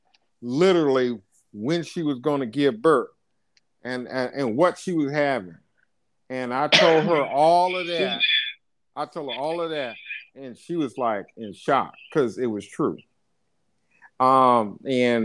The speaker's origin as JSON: {"language": "English", "country": "United States", "said": "I'm American"}